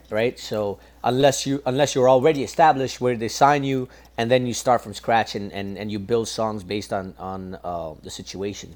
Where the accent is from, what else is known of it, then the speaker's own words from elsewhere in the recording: Toronto, Ontario, Canada; I'm from Scarborough, and so I grew up listening to ch- chutney and soca music